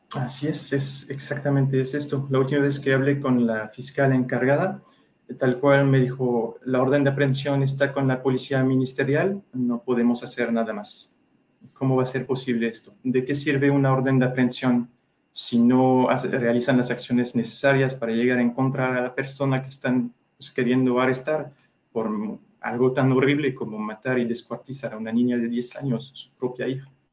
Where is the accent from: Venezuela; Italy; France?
France; now in Mexico; Soy ciudadano francés, pero tengo esposa e hijo mexicano, entonces, y mexicano de corazón, ya llevo casi más de la mitad de mi vida aquí